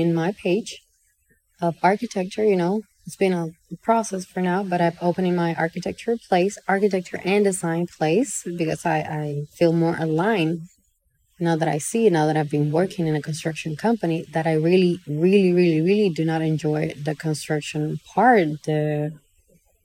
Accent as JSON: {"language": "English", "town": "Santiago de los Caballeros", "region": "Santiago", "country": "Dominican Republic", "tie": "born or raised there", "moved": "as an adult", "lives_now": "Santo Domingo, Dominican Republic", "said": "in Santiago, my hometown"}